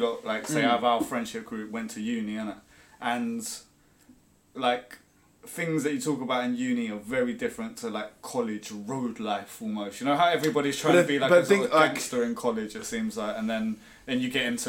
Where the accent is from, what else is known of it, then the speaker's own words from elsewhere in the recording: Ireland; moved away; also born or lived in England; I'm Irish